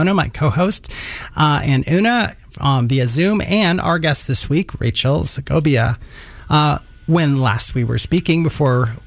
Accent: Red Wing, Minnesota, United States; now in Kansas City, United States; I grew up in Red Wing, so it's like an hour

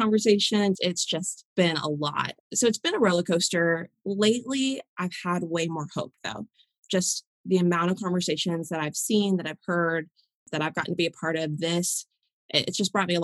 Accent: Waco, Texas, United States; now in Oklahoma, United States; We live in Oklahoma, but I was raised in Waco, Texas

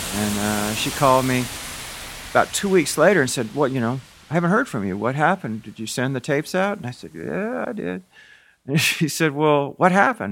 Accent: the South, United States; also born or lived in California; I grew up in the South um, and didn't fit in here. My family was a Yankee family. They moved me here when I was little

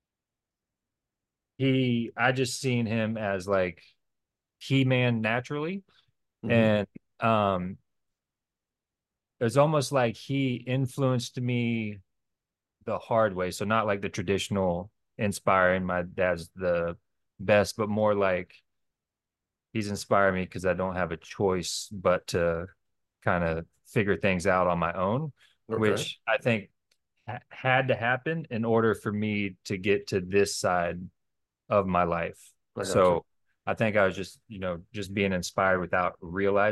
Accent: Fort Myers, Florida, United States; I was born in Fort Myers, Florida

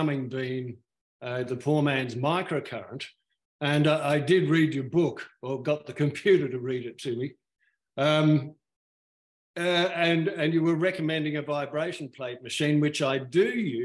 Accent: Sydney, New South Wales, Australia; now in Perth, Australia; I was brought up in Sydney

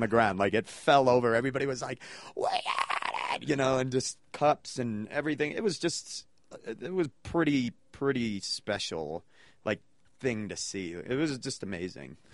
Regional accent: New England, United States; now in Denver, United States; I grew up in New England

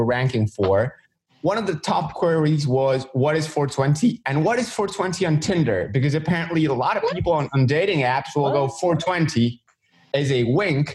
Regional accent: Argentina; I'm in Argentina. I don't know if a lot of people don't know I am from Argentina. This is where I live.

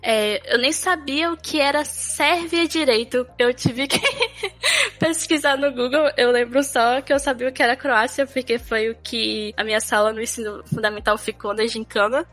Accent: Brasília, Federal District, Brazil; moved away as an adult; now in Serbia; eu nasci em Brasília, Centro-Oeste, estado Goiás

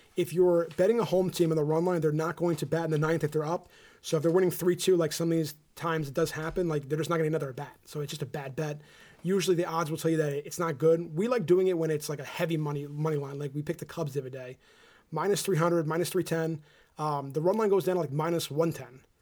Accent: New Jersey, United States; we're from New Jersey

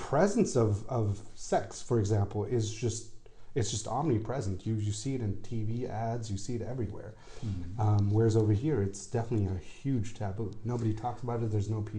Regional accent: Austria; I think, you know, growing up in Austria, but then at the same time being taught Bangladeshi values is something that it was difficult

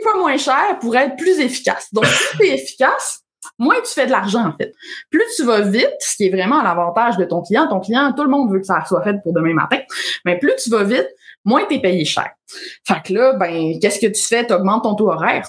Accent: Alma, Quebec, Canada; moved away as an adult; also born or lived in Ottawa; j'ai grandi à Alma, au lac Saint-Jean

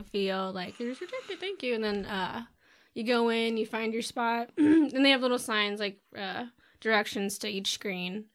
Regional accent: Bloomington, Indiana, United States; I grew up in Bloomington and there was a drive-in there

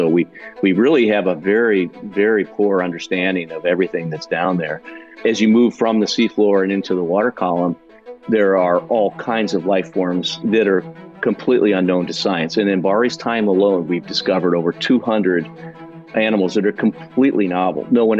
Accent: Midwest, United States; But as a kid growing up in the Midwest, I was really fascinated with the outdoors.

